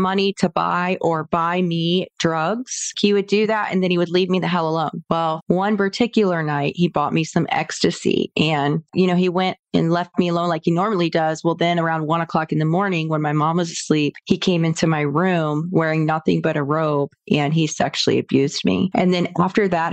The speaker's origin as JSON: {"language": "English", "town": "Sarasota", "region": "Florida", "country": "United States", "tie": "born or raised there", "said": "So I grew up here in Sarasota, Florida, born and raised Florida native"}